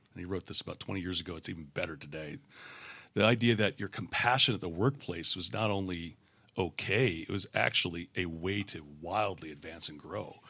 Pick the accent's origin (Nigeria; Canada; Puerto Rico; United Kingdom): Canada; moved away as an adult; moving down here, uh, as a Canadian. We immigrated in two thousand four